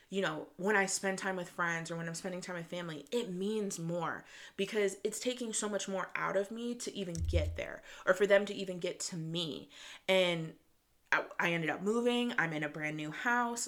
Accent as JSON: {"language": "English", "region": "Michigan", "country": "United States", "tie": "born or raised there", "said": "I'm a girl from Michigan. I grew up in the suburbs"}